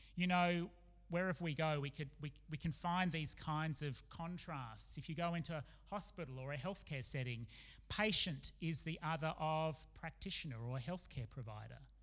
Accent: Adelaide, South Australia, Australia; also born or lived in Oxford, United Kingdom; when we moved from Australia to live in Oxford in the UK for a time

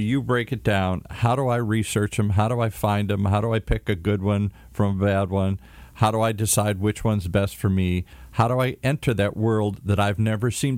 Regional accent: Michigan, United States; moved away; I come from Michigan, Amway

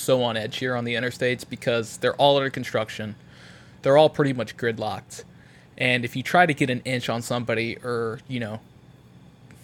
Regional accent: the South, United States; now in Chicago, United States; I'm from the South

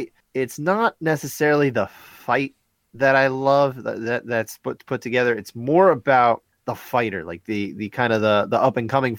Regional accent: New Jersey, United States; we're from North Jersey.

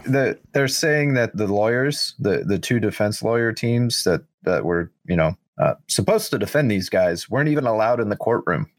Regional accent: United States; we, as the American people

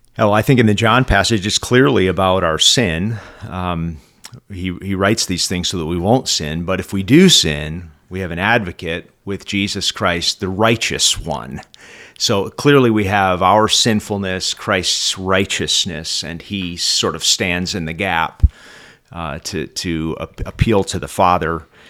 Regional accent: Oxford, Michigan, United States; I'm from Oxford, Michigan

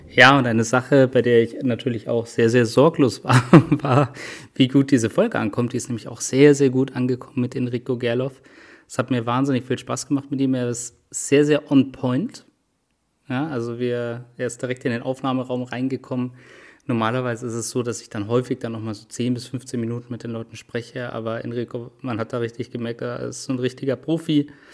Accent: Munich, Bavaria, Germany; Als Münchner bin ich natürlich ähm, da auch immer mit dabei mit dem FC Bayern

